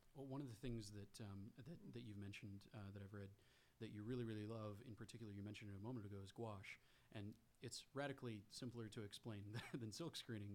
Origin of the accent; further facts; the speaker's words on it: Texas, United States; I grew up in Texas